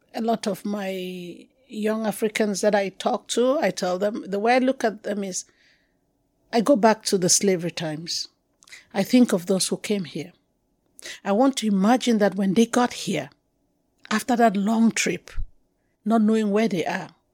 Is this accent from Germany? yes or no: no; Cameroon; accent: anglophone; moved away as an adult; also born or lived in Yaoundé; I'm originally from Cameroon.